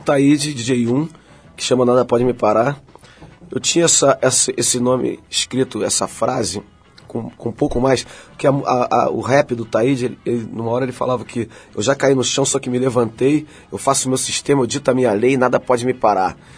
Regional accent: Rio de Janeiro, Brazil; Eu nasci no subúrbio do Rio, nasci em Madureira

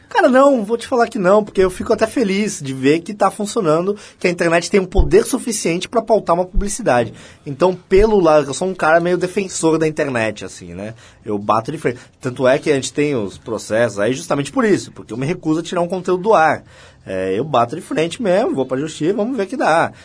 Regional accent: Santos, São Paulo, Brazil; eu sou de Santos

